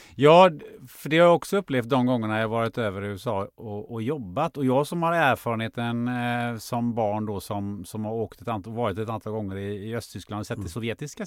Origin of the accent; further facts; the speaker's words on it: Sweden; jag är född, också född i Sverige